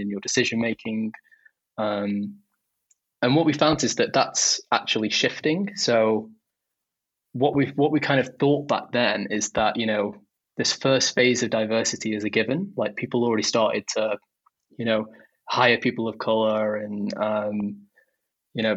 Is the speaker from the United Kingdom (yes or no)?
yes; Stoke-on-Trent, West Midlands, United Kingdom; I grew up in Stoke-on-Trent